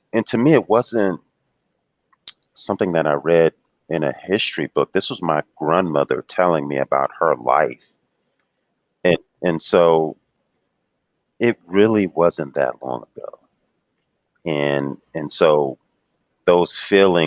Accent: Houston, Texas, United States; moved away; I grew up in Houston, actually

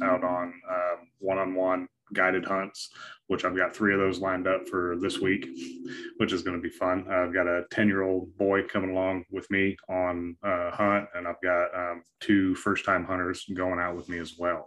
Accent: Wyoming, United States; moved away; I grew up in Wyoming

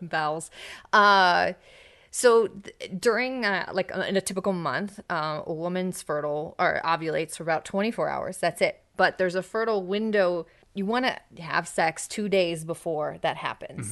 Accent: United States; an American

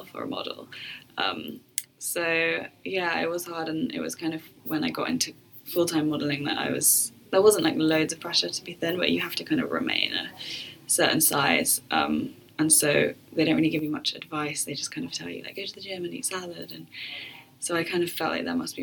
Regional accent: Bath, South West England, United Kingdom; moved away as an adult; also born or lived in London; working for like a wedding catering company in my little village where I grew up in Bath

